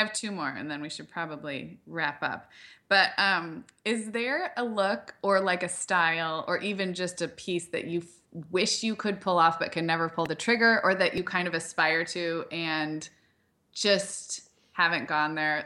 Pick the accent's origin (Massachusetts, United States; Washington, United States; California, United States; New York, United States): California, United States; Santa Barbara; moved away; also born or lived in Chicago; I grew up in Santa Barbara